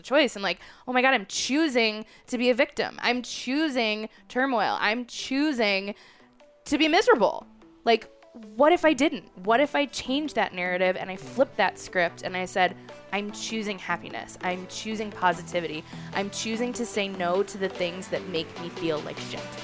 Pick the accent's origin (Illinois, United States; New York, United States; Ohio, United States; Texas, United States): Illinois, United States; Chicago; moved away as an adult; also born or lived in Brooklyn; now in Colorado, United States; I grew up in Chicago.